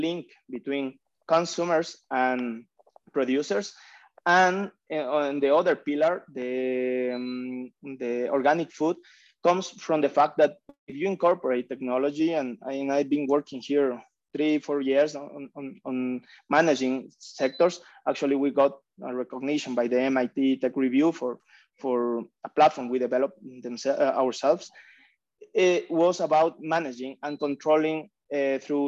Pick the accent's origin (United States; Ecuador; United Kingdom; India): Ecuador; I am also from Ecuador